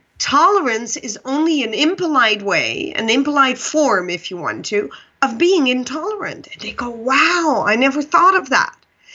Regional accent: Pakistan; born there; So for your listeners, I was born in Pakistan, and they think it was my biological mother that brought me to the orphanage.

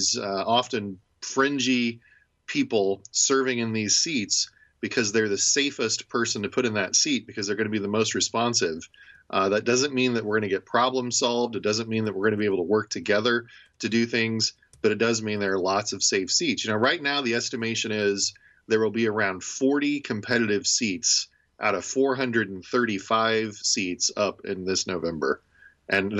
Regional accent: Indiana, United States; now in Ohio, United States; When I grew up in Indiana, I grew up a Colts fan

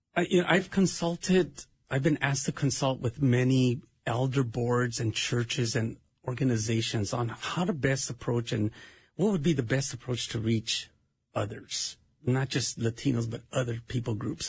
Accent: Los Angeles, California, United States; moved away as an adult; now in Minnesota, United States; I'm originally from Los Angeles, California

